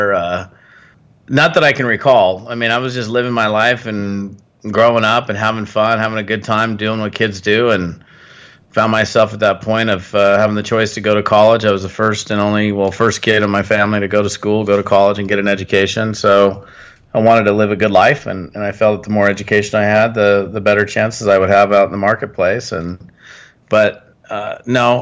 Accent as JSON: {"language": "English", "region": "Washington", "country": "United States", "tie": "born or raised there", "said": "I was born up in Washington State in the Pacific Northwest"}